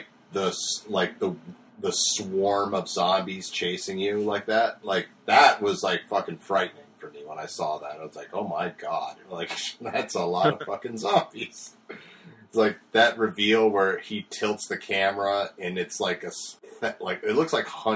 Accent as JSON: {"language": "English", "region": "New England", "country": "United States", "said": "I'm from New England."}